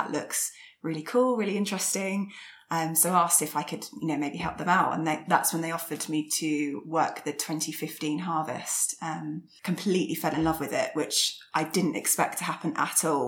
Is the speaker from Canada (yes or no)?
no; London, United Kingdom; I grew up in North London, so not many vineyards around there.